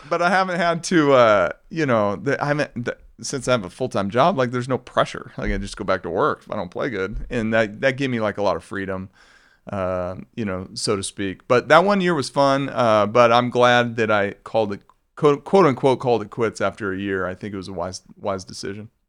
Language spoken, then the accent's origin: English; Arizona, United States; also born or lived in Colorado; growing up in Arizona